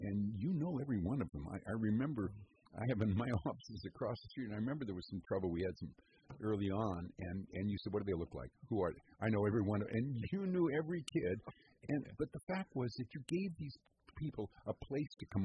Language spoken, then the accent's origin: English; San Francisco, California, United States; I grew up in San Francisco, born and raised, so was my dad